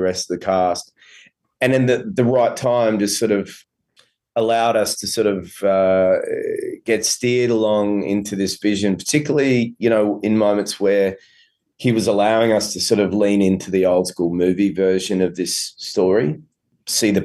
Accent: Australia; accent: Australian; my Australian accent

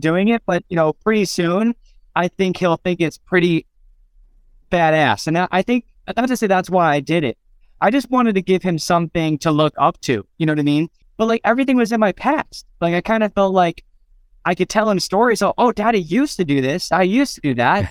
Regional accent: Phoenix, Arizona, United States; born or raised there

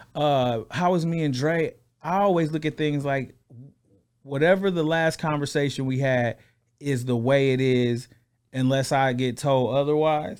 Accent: Flint, Michigan, United States; I'm from Flint, Michigan

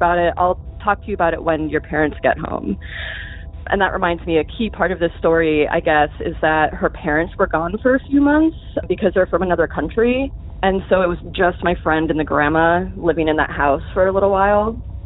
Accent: Boca Raton, Florida, United States; moved away as an adult; now in Massachusetts, United States; I grew up in South Florida, Boca Raton

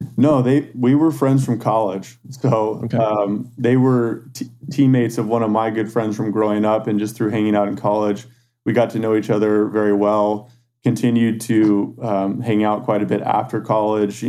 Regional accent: San Antonio, Texas, United States; now in Austin, United States; I grew up in San Antonio, Texas. Um, born and raised there, and um, I moved to Austin, Texas for college in 2004.

